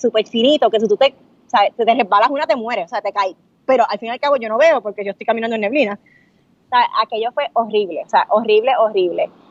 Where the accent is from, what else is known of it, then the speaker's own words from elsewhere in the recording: Puerto Rico; somos dos boricuas